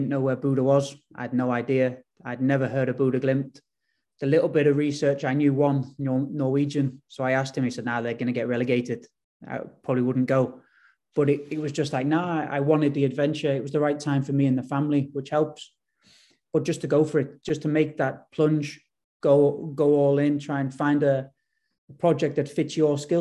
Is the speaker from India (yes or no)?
no; England, United Kingdom; moved away as an adult; now in Bodø, Norway; growing up in England, being in England sort of my whole life